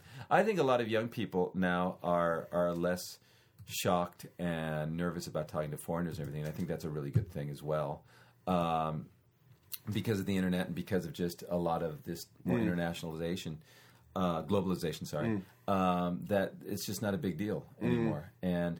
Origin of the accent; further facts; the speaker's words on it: United States; I'm American and I don't care.